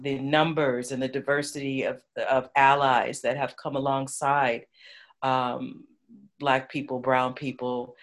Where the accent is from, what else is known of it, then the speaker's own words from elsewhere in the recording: Los Angeles, California, United States; I was born and raised in Los Angeles